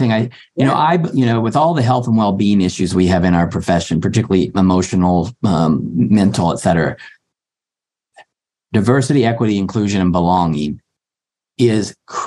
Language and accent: English; Appalachia, United States; I came from Appalachia, from low middle class